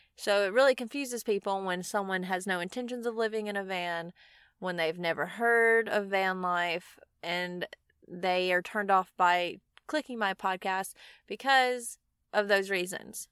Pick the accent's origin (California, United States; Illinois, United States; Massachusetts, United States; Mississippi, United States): Mississippi, United States; I'm from Mississippi, and it doesn't snow here